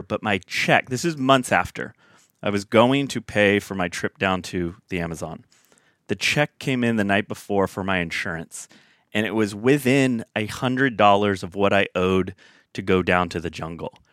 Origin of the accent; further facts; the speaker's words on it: Sacramento, California, United States; I hail from Northern California. Grew up, spent ve, in Sacramento, California, a little suburb town outside of there. Spent about eighteen years